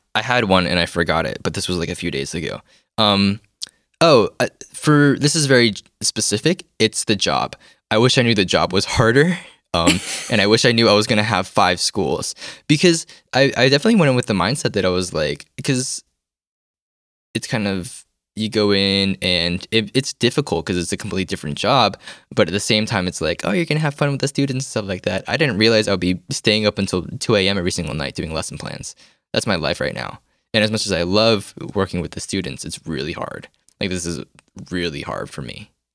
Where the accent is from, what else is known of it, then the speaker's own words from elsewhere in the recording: United States; moved away as an adult; now in South Korea; I'm from America too